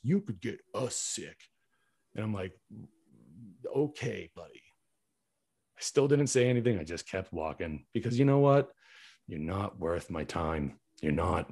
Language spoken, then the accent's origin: English; New England, United States; I'm from New England, born and raised